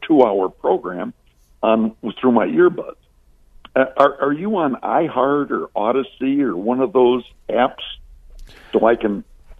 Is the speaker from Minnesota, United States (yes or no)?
yes; Minneapolis, Minnesota, United States; also born or lived in Tempe, Arizona; I'm from Minneapolis, St. Paul